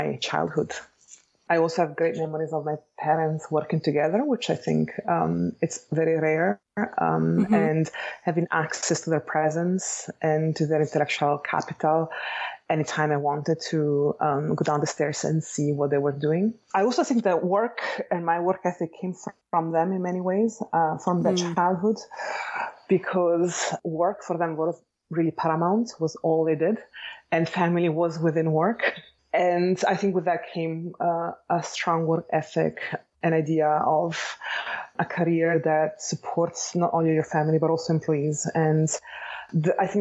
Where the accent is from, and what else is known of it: Bologna, Emilia-Romagna, Italy; born or raised there; accent: Italian; English is a second language; moved away as an adult; now in Los Angeles, United States